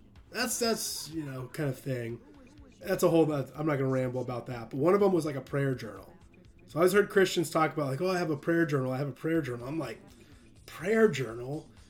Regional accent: Illinois, United States; I was originally from Illinois, too, so even Illinois is

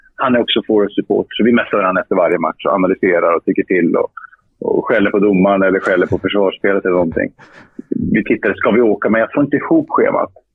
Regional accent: Luleå, Norrbotten County, Sweden; Jag gick fotbollsskolan i Luleå, min hemstad.

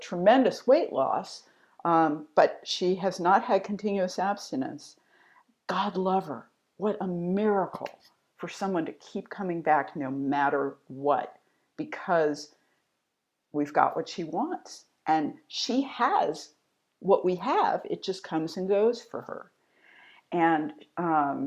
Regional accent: DC suburbs, Maryland, United States; I grew up in Maryland in the DC suburbs

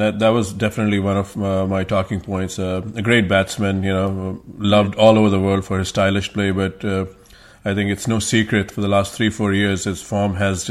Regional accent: India; now in United States; I'm from India

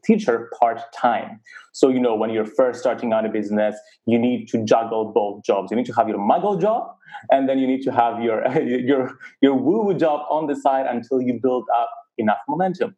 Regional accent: Cyprus; Growing up in Cyprus, a very conservative community, growing up as gay

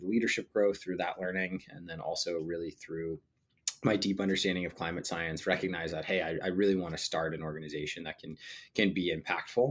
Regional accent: Sandia Park, New Mexico, United States; moved away as an adult; also born or lived in San Luis Obispo, California; I grew up in Sandia Park, which is a tiny town outside of Albuquerque in New Mexico.

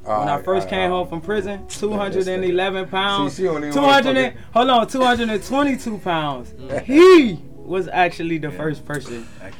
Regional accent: Fort Lauderdale, Florida, United States; I grew up in Franklin Park, dog. I went to Martin Luther King Elementary, bro. I went to William Dandy. I went to Dillard High School.

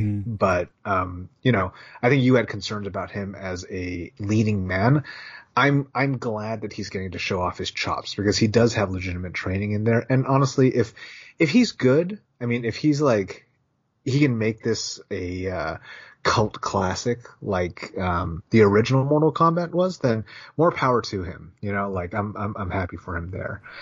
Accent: Bay Area, California, United States; we grew up in the Bay Area

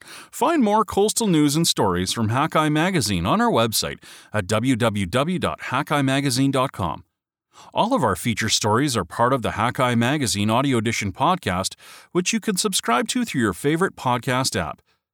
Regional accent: Victoria, British Columbia, Canada; my hometown, the city of Victoria, British Columbia, along with 78 other cities or subnational governments, have all endorsed the treaty.

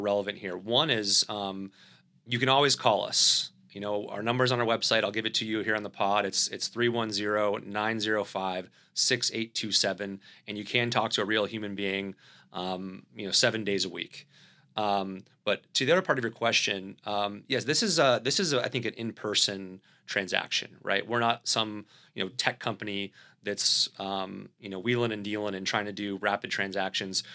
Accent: the South, United States; accent: Southern; my Southern accent

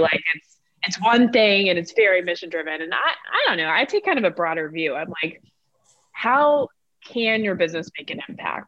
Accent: North Carolina, United States; born or raised there; moved away as an adult; also born or lived in Atlanta, Georgia

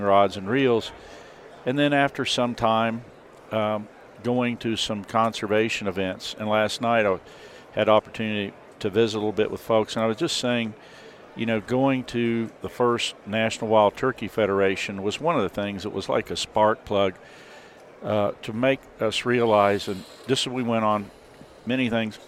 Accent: the Ozarks, Missouri, United States; I grew up in the Ozarks, and the area where I grew up was referred to as the float fishing capital of the world

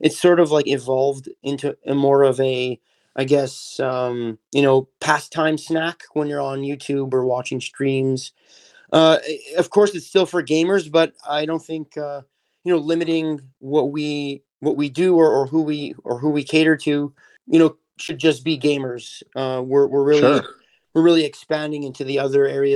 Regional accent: Montreal, Quebec, Canada; So I grew up in Montreal. I actually still live here in Montreal, Canada

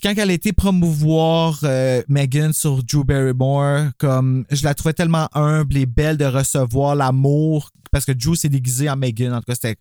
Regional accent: Gatineau, Quebec, Canada; On est de Gatineau.

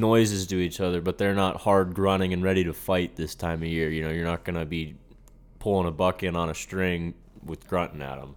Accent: Pennsylvania, United States; we're from Pennsylvania

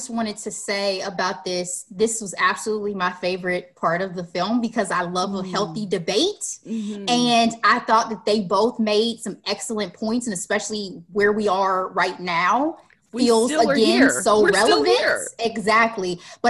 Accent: Chicago, Illinois, United States; I'm from Southside.

